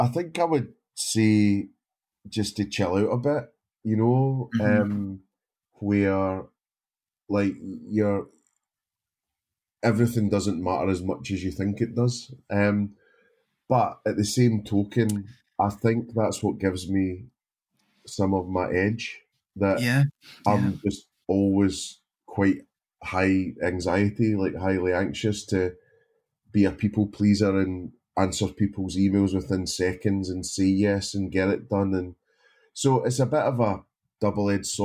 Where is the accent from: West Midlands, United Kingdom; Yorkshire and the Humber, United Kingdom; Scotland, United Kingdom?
Scotland, United Kingdom; being Scottish